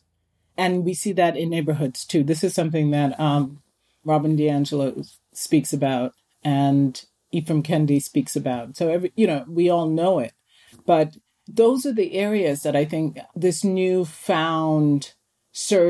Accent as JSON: {"language": "English", "country": "Jamaica", "tie": "born or raised there", "moved": "yes", "lives_now": "United States", "said": "I was born in Jamaica."}